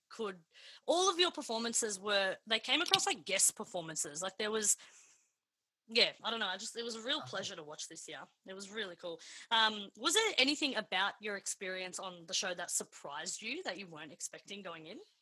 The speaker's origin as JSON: {"language": "English", "town": "Melbourne", "region": "Victoria", "country": "Australia", "tie": "born or raised there", "said": "I grew up in the northern suburbs of Melbourne"}